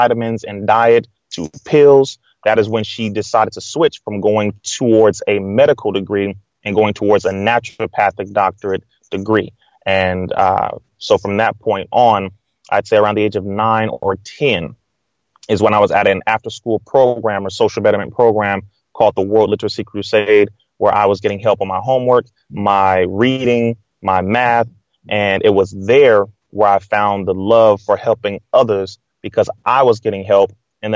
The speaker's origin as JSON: {"language": "English", "town": "Compton", "region": "California", "country": "United States", "tie": "born or raised there", "said": "born and raised in Compton, California"}